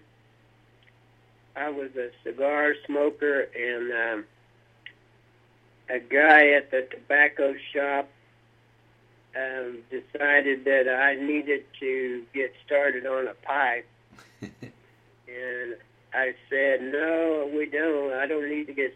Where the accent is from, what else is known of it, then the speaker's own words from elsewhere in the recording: central Oklahoma, United States; also born or lived in Fort Smith, Arkansas; I grew up in Oklahoma